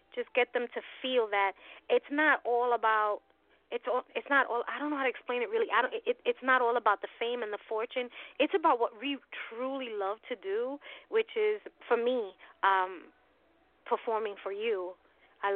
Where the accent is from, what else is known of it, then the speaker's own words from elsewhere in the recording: New York City, New York, United States; I'm from Hell's Kitchen, Midtown Manhattan, born and raised.